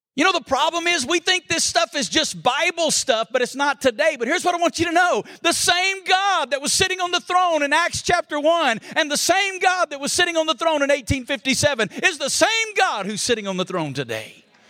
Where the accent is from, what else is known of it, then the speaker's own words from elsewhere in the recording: Alabama, United States; moved away as an adult; now in Las Vegas, United States; I'm originally from Alabama